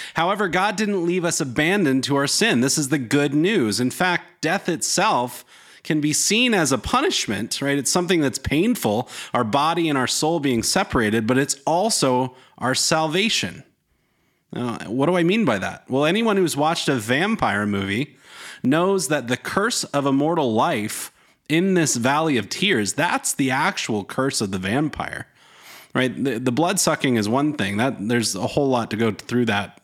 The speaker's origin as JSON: {"language": "English", "region": "North Carolina", "country": "United States", "tie": "born or raised there", "said": "I grew up in North Carolina"}